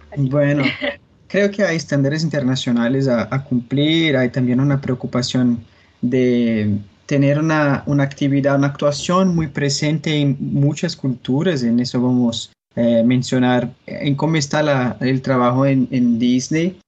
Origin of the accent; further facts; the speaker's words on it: Brazil; Spanish is a second language; yo soy brasileño